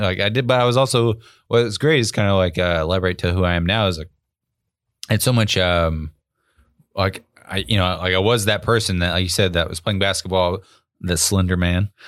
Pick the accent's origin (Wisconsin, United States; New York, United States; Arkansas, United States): Arkansas, United States; where I grew up in Arkansas